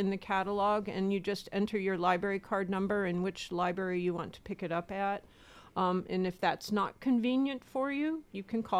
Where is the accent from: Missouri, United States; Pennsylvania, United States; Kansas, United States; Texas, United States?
Pennsylvania, United States; Erie; also born or lived in Arizona / Florida Keys / Massachusetts; I actually grew up born and raised in Erie, Pennsylvania. I left when I was 18 years old and swore I'd never be back.